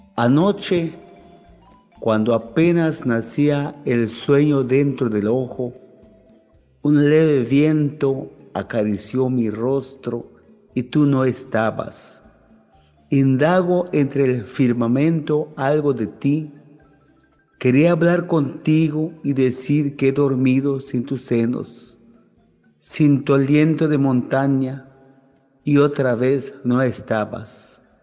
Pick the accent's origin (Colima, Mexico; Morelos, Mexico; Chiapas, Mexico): Chiapas, Mexico; Huitiupán; de mi pueblo Santa Catarina Las Palmas, municipio de Gutiupán